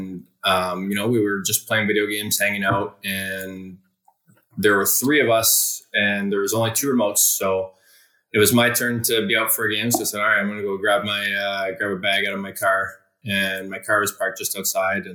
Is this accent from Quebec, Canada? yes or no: no; Hammond, Ontario, Canada; I am from Hammond, Ontario, which is a little town about 45 minutes east of Ottawa.